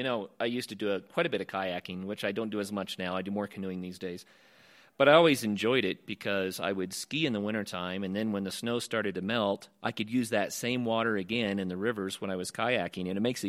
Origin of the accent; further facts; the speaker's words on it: Oklahoma, United States; now in Colorado, United States; I grew up in Oklahoma